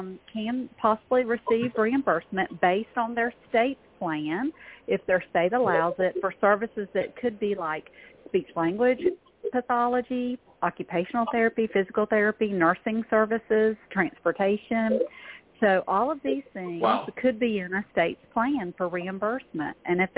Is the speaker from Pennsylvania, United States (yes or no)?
no; Georgia, United States; I'm from Georgia.